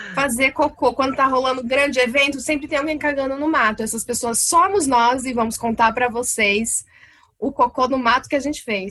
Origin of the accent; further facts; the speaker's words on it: Londrina, Paraná, Brazil; sou de Londrina, Paraná